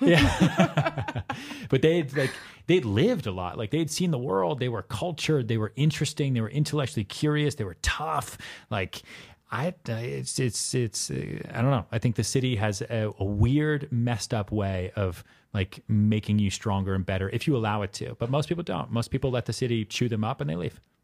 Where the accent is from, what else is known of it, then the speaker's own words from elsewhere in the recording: outside Boston, Massachusetts, United States; also born or lived in Texas; now in New York City, United States; I was born in Texas. I grew up outside Boston.